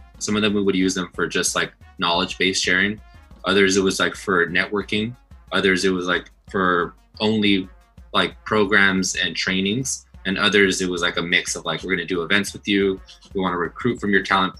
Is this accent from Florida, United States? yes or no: no; Los Angeles, California, United States; I'm from Los Angeles, I'm Latino, I'm very Mexican.